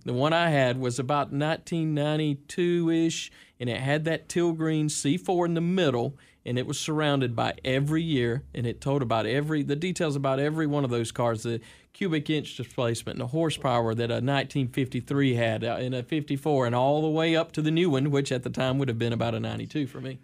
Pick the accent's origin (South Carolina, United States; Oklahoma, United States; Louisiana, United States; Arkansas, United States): South Carolina, United States; Seneca; That's what I call Seneca. That's my hometown, man